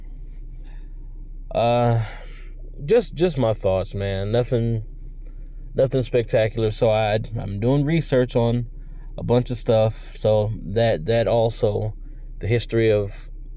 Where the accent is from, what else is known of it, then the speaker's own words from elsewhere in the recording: United States; I'm American, man. Like, for better or worse, I'm American